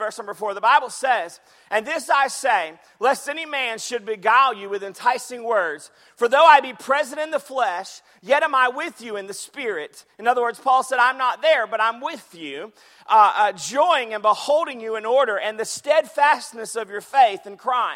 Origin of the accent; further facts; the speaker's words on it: Jacksonville, Florida, United States; I grew up in Jacksonville, Florida.